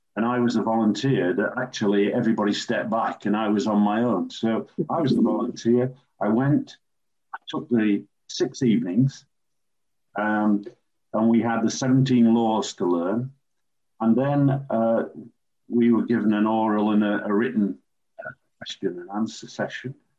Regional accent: Sheffield, Yorkshire and the Humber, United Kingdom; as a youngster growing up in Sheffield, city where I was born and still live

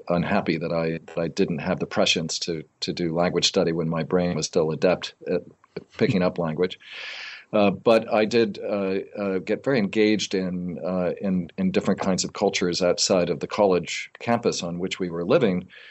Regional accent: outside of New Haven, Connecticut, United States; also born or lived in Tambaram, India; I grew up in Connecticut, outside of New Haven

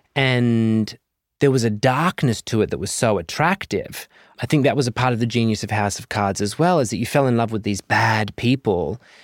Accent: Southern Cross, Western Australia, Australia; moved away as an adult; also born or lived in Perth; now in United States; growing up in Southern Cross

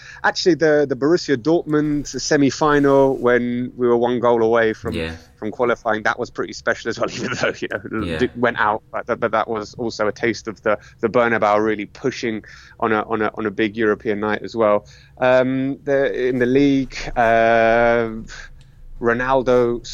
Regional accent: London, United Kingdom; moved away as an adult; now in Madrid, Spain; I was born in London to Greek immigrant parents

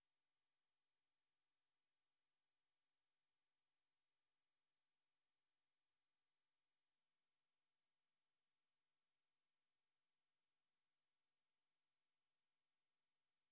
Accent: Penrith, New South Wales, Australia; I grew up on York Road, Michelle, so out there at near the stadium

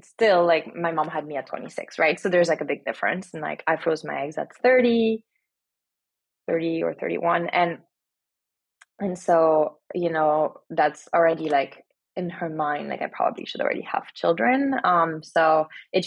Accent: France; moved away as an adult; now in United States; I was born and raised in France and now I've been here for 14 years

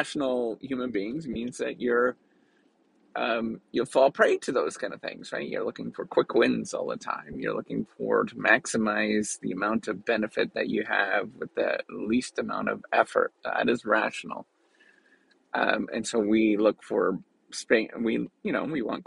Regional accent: Canada; being Canadian, I tend to be understated

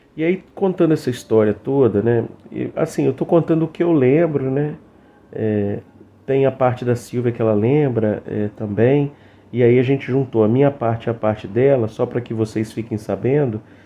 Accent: Cachoeiro de Itapemirim, Espírito Santo, Brazil; Eu sou de Cachoeiro

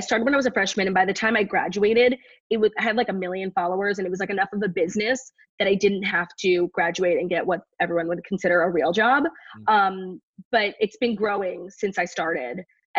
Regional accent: New York City, New York, United States; In New York, in the city. I went to college in the city, and now I live here. So I really never left.

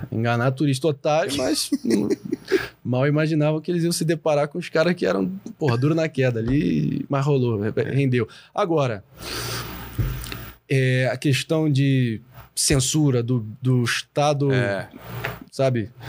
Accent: Brazil; Mas é. como nós somos brasileiros, nós somos mais sábios que eles.

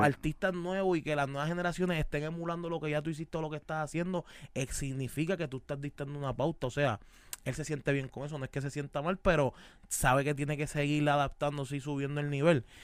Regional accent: Caguas, Puerto Rico; Soy de Cagua

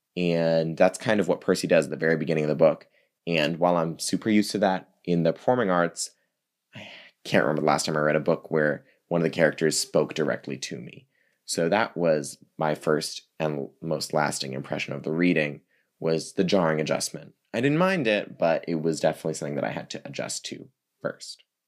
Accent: East Coast, United States; moved away; also born or lived in New York City; I'm from the East Coast originally

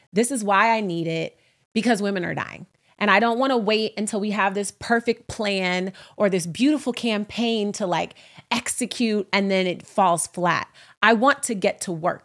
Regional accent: Oakland, California, United States; now in New York City, United States; I'm from Oakland, California, and I, I live in New York City

